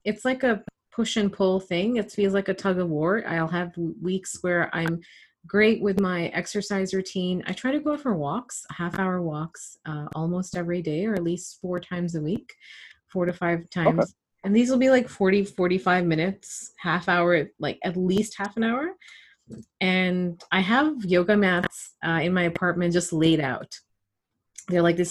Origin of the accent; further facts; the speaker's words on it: Toronto, Ontario, Canada; I grew up in Scarborough